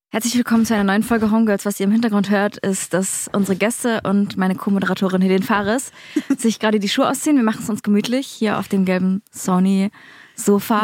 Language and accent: German; a village near Leipzig, Saxony, Germany; Ich komme aus einem Dorf bei Leipzig